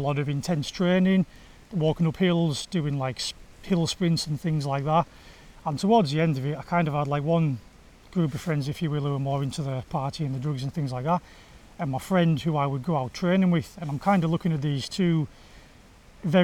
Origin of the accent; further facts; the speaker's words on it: Egremont, North West England, United Kingdom; I grew up in Egremont in West Cumbria